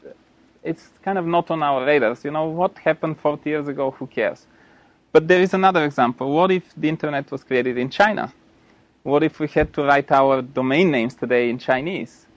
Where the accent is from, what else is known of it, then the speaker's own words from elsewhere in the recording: Bulgaria; moved away; I'm from Bulgaria originally